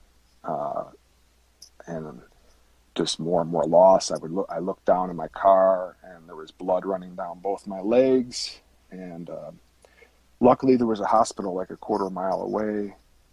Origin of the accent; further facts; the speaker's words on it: Chicago, Illinois, United States; moved away as an adult; now in Kansas City, United States; I grew up in the Chicagoland area in 2006. I transferred through my company to the Kansas City area